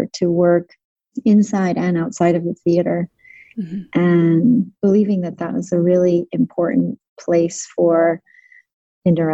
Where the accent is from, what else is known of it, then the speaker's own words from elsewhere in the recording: Connecticut, United States; moved away as an adult; also born or lived in Salt Lake City, Utah, United States / Tel Aviv, Israel; and then moved to Connecticut and trained in, when I was about nine